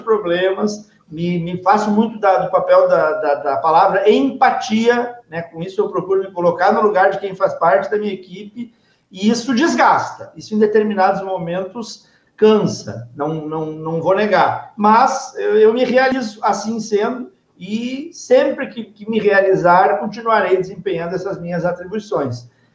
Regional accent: Novo Hamburgo, Rio Grande do Sul, Brazil; moved away as an adult; now in Dois Irmãos, Brazil; sou natural de Novo Hamburgo. Há 12 anos resido em Dois Irmãos

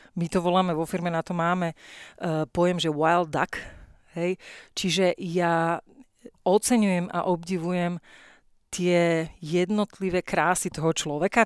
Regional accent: Slovakia; moved away as an adult; also born or lived in Myjava, Slovakia / United States; som Slovenka

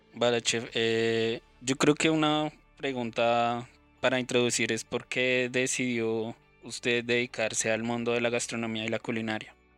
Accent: Colombia; nosotros mismos como colombianos

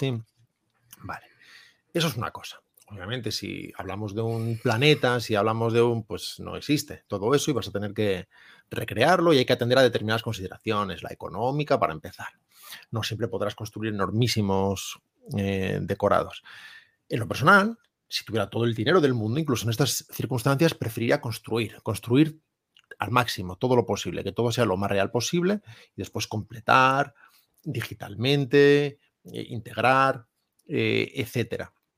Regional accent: Salamanca, Castile and León, Spain; soy de Salamanca

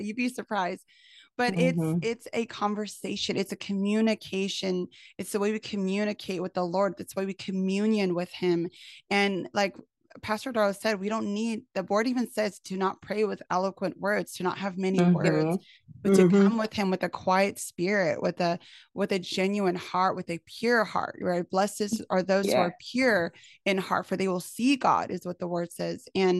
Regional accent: California, United States; I'm from Cali.

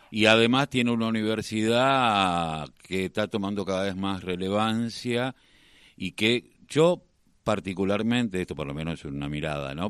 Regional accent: Quilmes, Buenos Aires Province, Argentina; yo soy de Quilmes

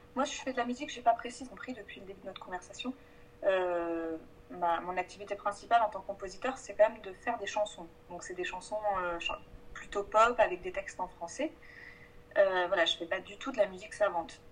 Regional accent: Provence-Alpes-Côte d'Azur, France; moved away as an adult; now in Paris, France; Moi, je viens du sud de la France, ça, m'embête de dire ça, je suis de, Provence

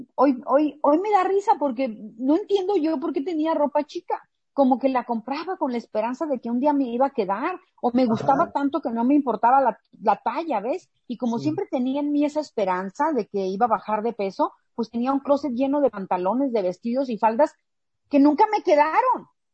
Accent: Mexicali, Baja California, Mexico; yo nací aquí en Mexicali

